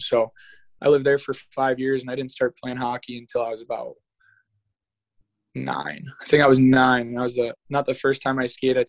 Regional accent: Brighton, Michigan, United States; born or raised there; also born or lived in France / Germany

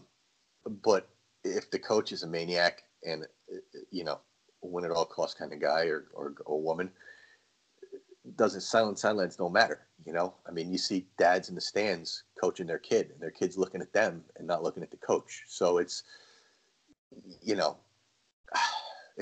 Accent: Long Island, New York, United States; now in Connecticut, United States; I grew up in Long Island, and we were a baseball town

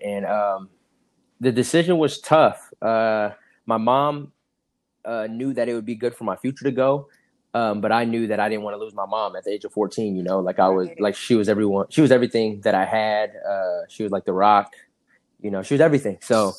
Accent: Seaside, California, United States; also born or lived in Philadelphia, Pennsylvania / Los Altos, California / Saratoga, California; My mom hopped on a train and she took us to California. So I tell everyone I'm from California. I was actually born in Philadelphia, but I was raised in California.

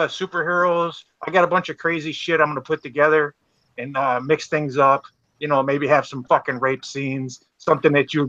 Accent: Detroit, Michigan, United States; I'm from Detroit.

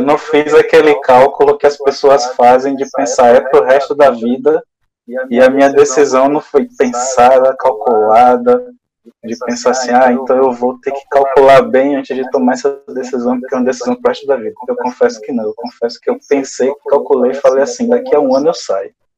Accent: interior of Bahia, Brazil; moved away as an adult; now in Salvador, Brazil; Sou do interior da Bahia, mas moro em Salvador. Já há 22 anos também, vim para cá estudar

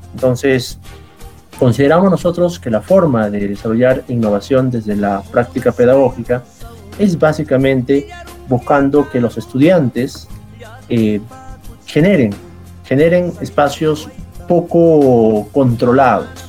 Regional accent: Peru

